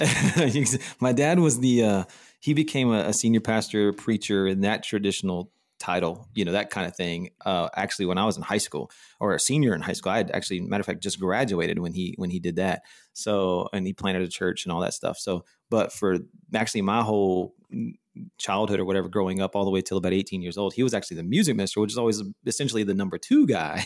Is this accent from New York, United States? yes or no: no; Texas, United States; moved away as an adult; also born or lived in Denver / Charlotte / Orlando; now in Austin, United States; my wife and I both born and raised in Texas